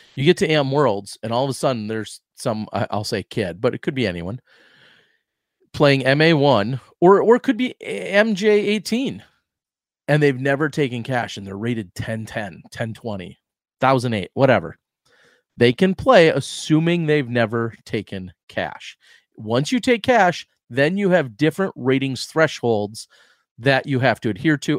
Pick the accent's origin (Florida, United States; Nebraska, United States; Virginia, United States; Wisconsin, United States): Wisconsin, United States; I grew up in Wisconsin